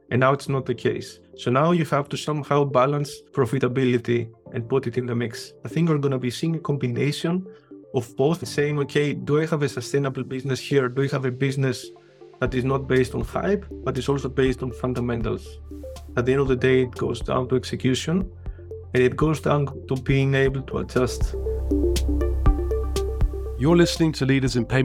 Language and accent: English; Greece; English is a second language; now in Vienna, Austria; Greece, I'm from Greece.